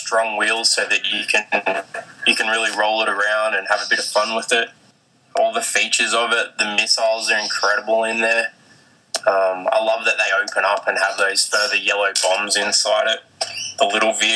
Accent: Australia; I'm … from Australia

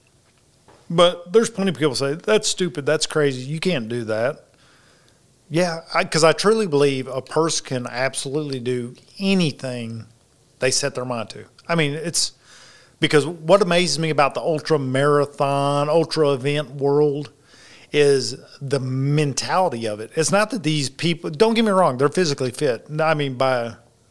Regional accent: the rice fields of Arkansas, United States; I'm from the rice fields of Arkansas

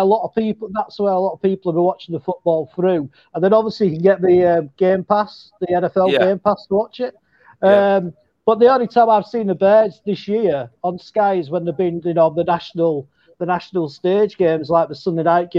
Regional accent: England, United Kingdom; as English

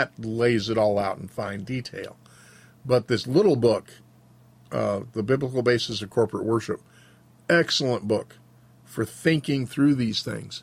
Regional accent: Georgia, United States; now in Montana, United States; the worship service that I grew up with in Southern Baptist churches in the 60s and 70s in Georgia was revivalist. And then moved to Montana

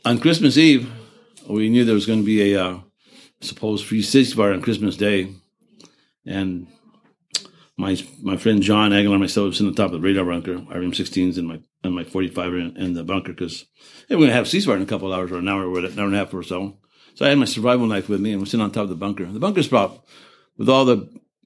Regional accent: Texas, United States; I'm from Texas

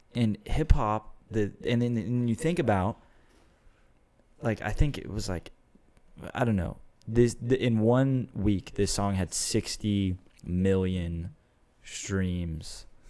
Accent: Austin, Texas, United States; I'm from the area, so I'm a second generation Austinite.

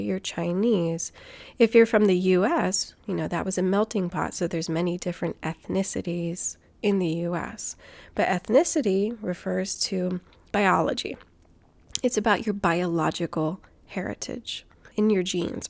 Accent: Guam; I grew up on Guam. My dad is from New Zealand, and I'm American.

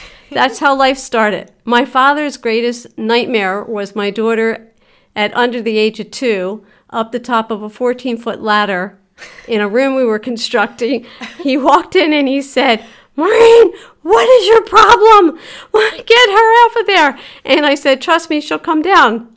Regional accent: Philadelphia, Pennsylvania, United States; also born or lived in Rockledge, Pennsylvania; I was raised in Philadelphia for seven years, and then we moved outside of Philadelphia to a little borough called Rock Ledge

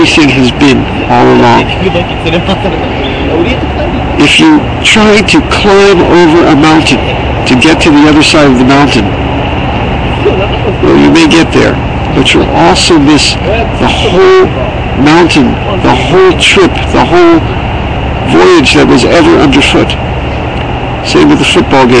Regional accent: United States; I'm an American

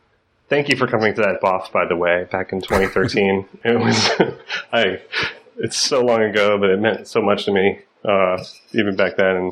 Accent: New York, United States; also born or lived in Gainesville, Florida; Well, I'm from New York, so I say Aegir.

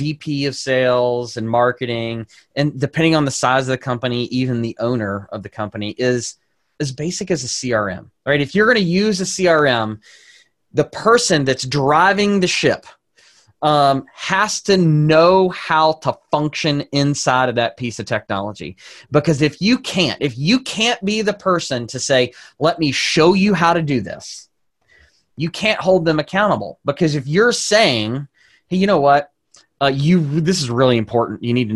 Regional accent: the South, United States; accent: southern; my southern accent

